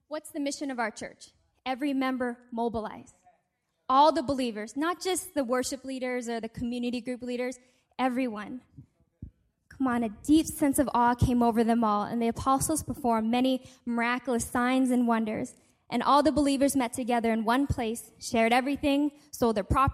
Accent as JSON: {"language": "English", "country": "Canada", "tie": "born or raised there", "also_born_or_lived": "Seattle, Washington, United States", "moved": "yes", "said": "when I was only weeks old, they sent me to Canada to be raised by my grandma"}